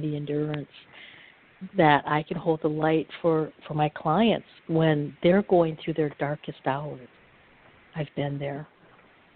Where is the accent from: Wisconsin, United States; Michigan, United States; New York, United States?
Michigan, United States; Upper; I'm from Upper Michigan